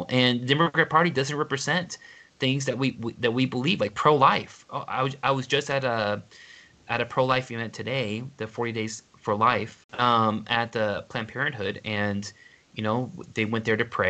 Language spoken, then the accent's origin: English; Houston, Texas, United States; now in Helena, United States; I grew up in Houston